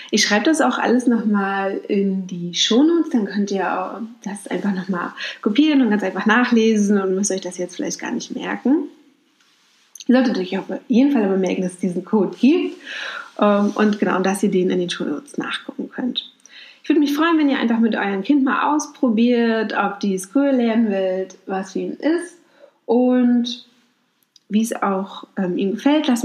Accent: Mecklenburg-Vorpommern, Germany; Ich komme aus Mecklenburg-Vorpommern, da war das ganz normal, dass man so ganz viele Familienmitglieder eingeladen hat

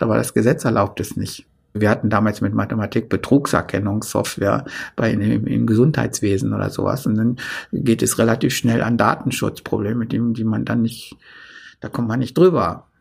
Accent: a village near Hildesheim, Lower Saxony, Germany; in unserem Dorf nie, nie jemand Abitur machte

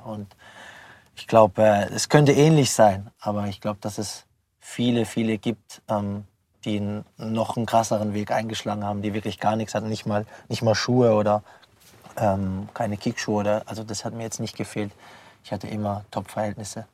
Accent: Pforzheim, Baden-Württemberg, Germany; moved away as an adult; now in Freiburg, Germany; ich bin in der Nordstadt aufgewachsen

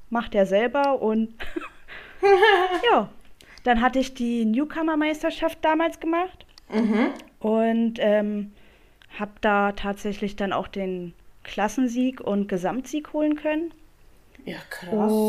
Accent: Brandenburg, Germany; komme aus der Nähe von Berlin und bin 31 Jahre jung.

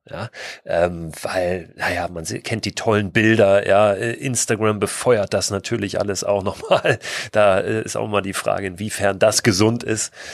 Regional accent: Germany

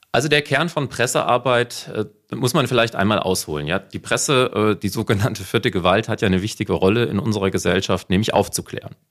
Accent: North Hesse, Germany; accent: North Hessian; hört man meinen nordhessischen Dialekt, Akzent

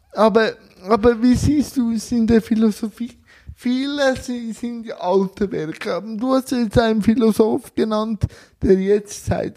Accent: Switzerland; bei uns

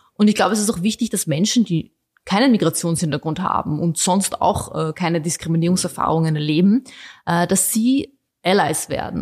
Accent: Vienna, Austria; also born or lived in Bosnia; ich sehe mich als Österreicherin, ich sehe mich vor allem als Wienerin, ich liebe diese Stadt

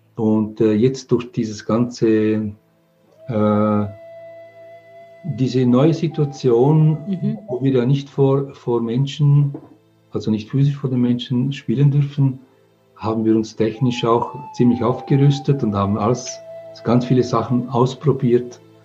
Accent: England, United Kingdom; now in Switzerland; Ich komme aus England. Meine Mutter ist Engländerin. Ich bin in England geboren. Wir sind dann äh, in die Schweiz emigriert

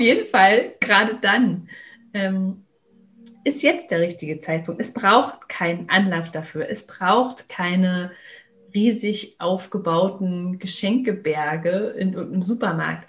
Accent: Berlin, Germany; ich bin in Berlin aufgewachsen

